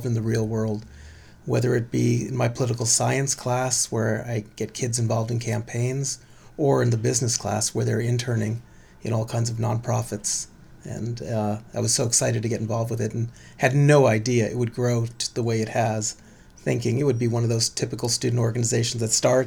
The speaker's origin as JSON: {"language": "English", "town": "San Francisco", "region": "California", "country": "United States", "tie": "born or raised there", "lives_now": "Berkeley, United States", "said": "Born and raised in San Francisco, made it all the way to Berkeley for college and pretty much have stayed since"}